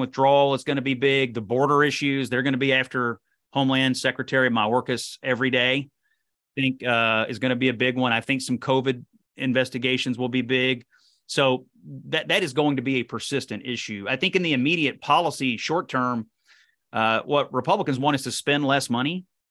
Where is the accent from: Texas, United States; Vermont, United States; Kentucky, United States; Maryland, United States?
Kentucky, United States; Kentucky First District, United States; I was born and raised in the Kentucky First District